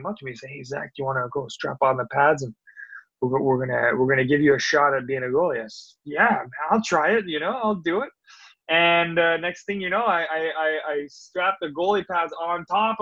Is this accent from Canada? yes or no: yes; Rosemère, Quebec, Canada; also born or lived in Halifax; I grew up in Rosemere.